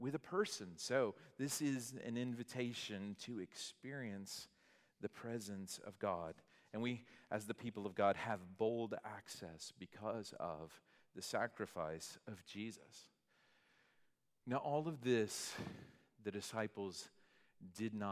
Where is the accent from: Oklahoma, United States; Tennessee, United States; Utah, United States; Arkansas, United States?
Arkansas, United States; moved away; I was from Arkansas